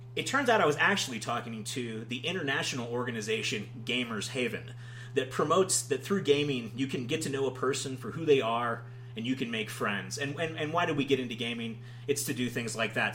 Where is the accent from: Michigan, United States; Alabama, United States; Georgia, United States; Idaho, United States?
Georgia, United States; I'm from Georgia